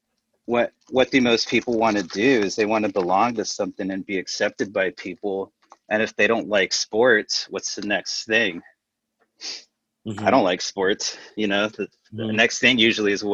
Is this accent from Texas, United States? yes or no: yes; South Texas, United States; I grew up in South Texas